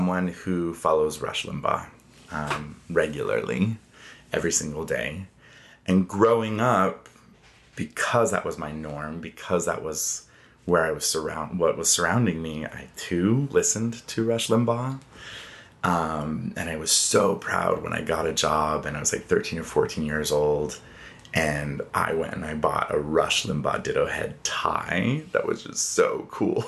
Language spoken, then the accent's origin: English; Inland Empire, California, United States; moved away; also born or lived in Idaho; I grew up in California in this fun little center of the triangle between Palm Springs, Los Angeles, and San Diego called the Inland Empire.